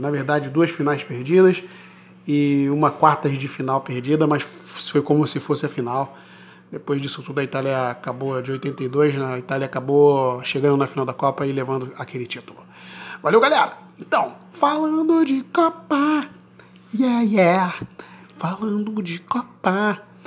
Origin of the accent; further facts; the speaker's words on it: Brazil; eu sou brasileiro